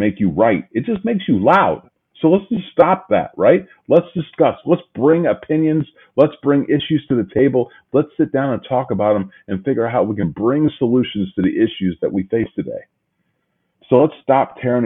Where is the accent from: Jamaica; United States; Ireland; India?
United States; Midwest; the old good old Midwest where I'm from